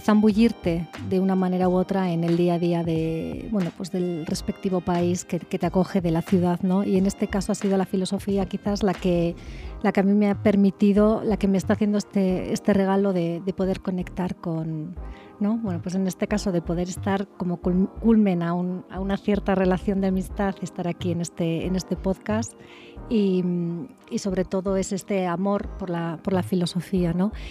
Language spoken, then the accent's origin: Spanish; Spain; moved away as an adult; now in Querétaro, Mexico